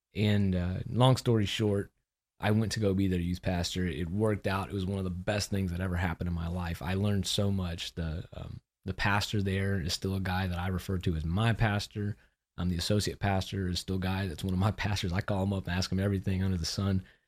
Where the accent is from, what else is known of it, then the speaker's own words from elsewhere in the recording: Austin, Texas, United States; moved away; also born or lived in Memphis; I'm from Austin